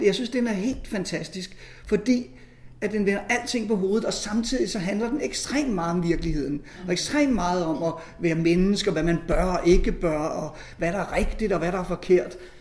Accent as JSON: {"language": "Danish", "area": "near Faxe Ladeplads", "region": "Zealand", "country": "Denmark", "tie": "born or raised there", "moved": "yes", "said": "jeg er vokset op dernede ved Tavernøje"}